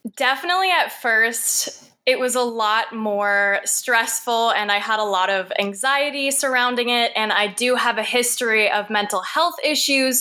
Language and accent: English; Sault Ste. Marie, Ontario, Canada; now in Toronto, Canada; I was born in Sault Ste. Marie, Ontario. It's a little small northern town